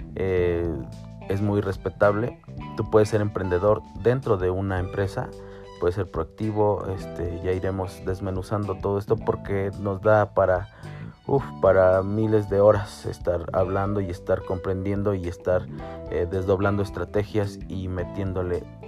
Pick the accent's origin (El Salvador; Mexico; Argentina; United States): Mexico; soy mexicano, tengo 34 años